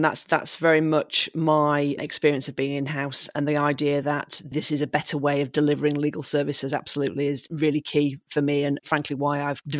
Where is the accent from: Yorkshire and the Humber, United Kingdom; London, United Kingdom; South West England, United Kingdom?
Yorkshire and the Humber, United Kingdom; also born or lived in Bahamas; I was born in Yorkshire. My dad then managed to wangle a teaching job in the Bahamas. So we moved there when I was 6 weeks old. We lived there till I was eight. I'm not sure where the decision process went, but we decided to move back to Yorkshire.